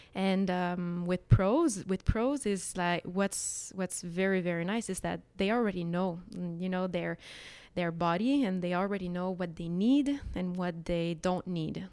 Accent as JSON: {"language": "English", "town": "Montreal", "region": "Quebec", "country": "Canada", "said": "Montreal culture, K, Quebec culture."}